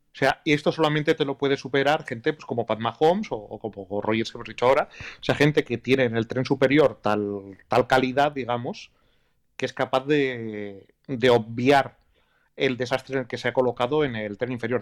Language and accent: Spanish; Basque Country, Spain; soy vasco